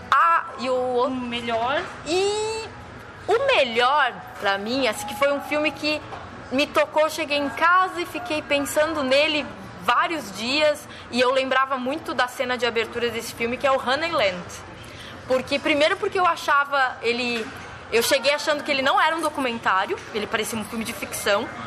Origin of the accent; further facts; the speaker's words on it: Santa Maria, Rio Grande do Sul, Brazil; Uh, sou de Santa Maria, no Rio Grande do Sul